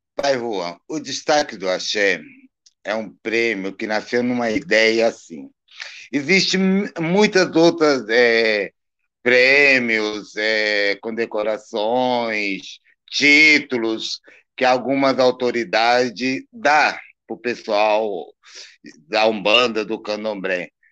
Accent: Brazil; now in Campinas, Brazil; somos brasileiros

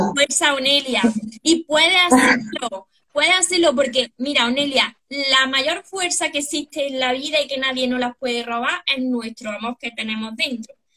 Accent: Córdoba, Andalusia, Spain; Yo de Córdoba, España

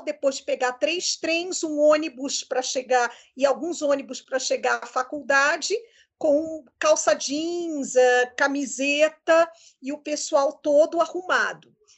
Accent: Rio de Janeiro, Brazil; eu do Rio de Janeiro

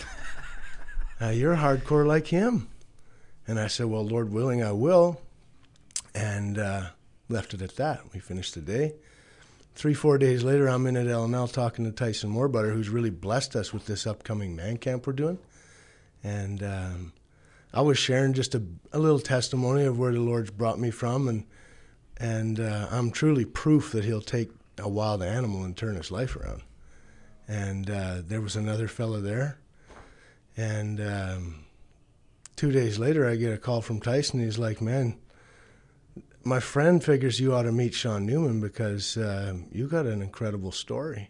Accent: Chauvin, Alberta, Canada; also born or lived in Bonnyville, Alberta; I was born in Chauvin, Alberta. and, um, grew up on a farm there

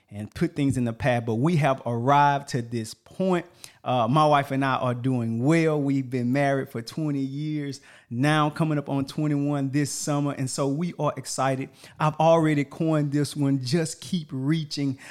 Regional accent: Texas, United States; moved away as an adult; also born or lived in Washington State; I'm from Texas as well

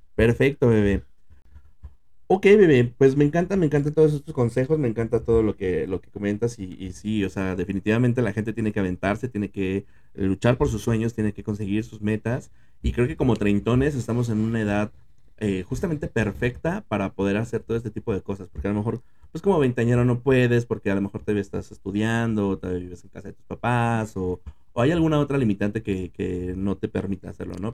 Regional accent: Mexico City, Mexico; Nosotros somos de la Ciudad de México

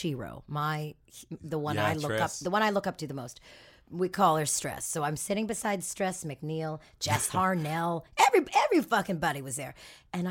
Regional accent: Toronto, Ontario, Canada; moved away as an adult; now in Los Angeles, United States; Who I grew up with in Toronto.

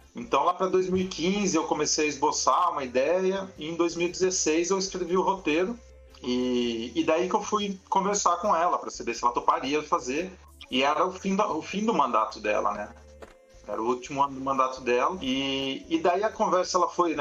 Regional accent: Piracicaba, São Paulo, Brazil; eu também sou nascido em Piracicaba e também frequentava as ruas do centro

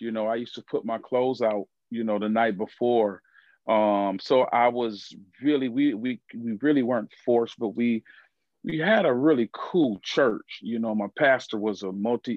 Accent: Evanston, Illinois, United States; I grew up in a place called Evanston, Illinois, which is just north of Chicago, suburb.

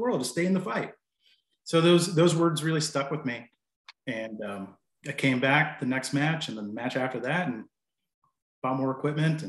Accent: near Bristol, Northeast Tennessee, United States; also born or lived in Asheville area, North Carolina; now in North Carolina, United States; I'm in western part of North Carolina, near Asheville area, and yeah, that's where I'm at. I'm originally from Northeast Tennessee

